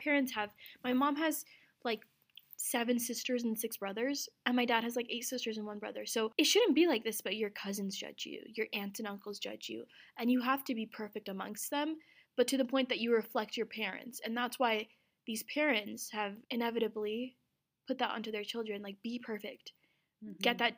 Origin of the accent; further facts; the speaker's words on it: Azad Kashmir, Pakistan; Cause I'm from Azad Kashmir, which is a self-governed part of Pakistan. That's like definitely far out from Pakistan, but it's Pakistan.